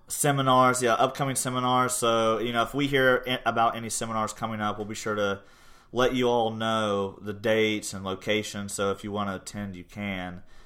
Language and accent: English; Portsmouth, Ohio, United States; also born or lived in New York; now in Gallipolis, United States; I grew up in Portsmouth, Ohio, graduated from Portsmouth High School